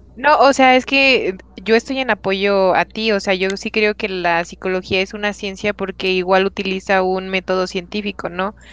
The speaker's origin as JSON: {"language": "Spanish", "country": "Mexico", "said": "nosotros como mexicanos en especial tenemos esto de la cultura del 2 de noviembre"}